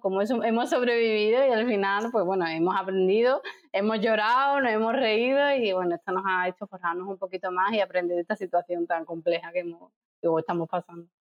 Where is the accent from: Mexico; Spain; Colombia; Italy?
Spain; Seville, Andalusia; moved away as an adult; also born or lived in Dublin, Ireland / Jerez, Spain / Madrid, Spain / Santiago, Chile; yo eh, soy de Sevilla, pero viví en Dublín, luego en Jerez, luego me fui a Madrid, luego a Santiago de Chile, volví a Sevilla